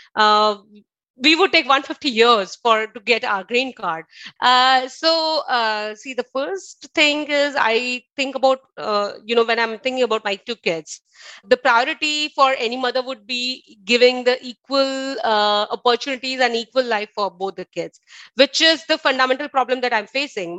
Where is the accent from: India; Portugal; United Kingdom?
India; moved away as an adult; also born or lived in Bangalore; now in Fremont, United States; I was born in India, and I arrived in U S in two thousand seventeen. I live in Fremont